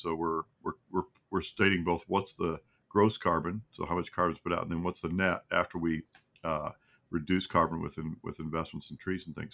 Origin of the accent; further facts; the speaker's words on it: Kentucky, United States; moved away as an adult; also born or lived in Arkansas; I'm from Kentucky. I grew up there